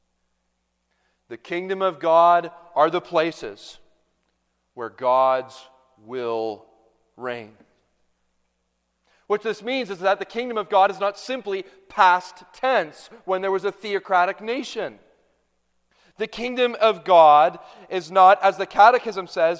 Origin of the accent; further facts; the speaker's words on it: Canada; moved away; I'm Canadian